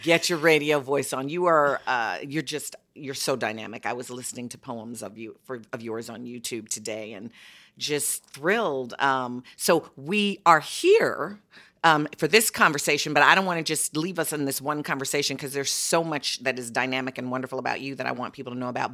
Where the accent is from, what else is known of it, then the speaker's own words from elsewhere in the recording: Chicago, Illinois, United States; I'm from well. Chicago, and I had five generations under one roof